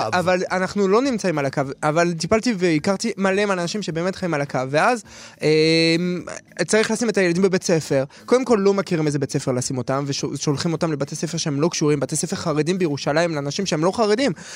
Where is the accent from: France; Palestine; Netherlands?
France; Paris, Île-de-France; now in Israel; אני מגיע מפריז. אני גדלתי במקום הכי טוב, אחד המקומות הכי מתורבתים בעולם